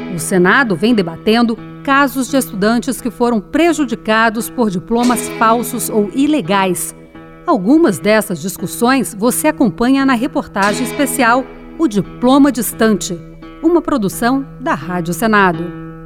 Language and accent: Portuguese; Joaquim Gomes, Alagoas, Brazil; eu sou aqui da cidade de Joaquim Gomes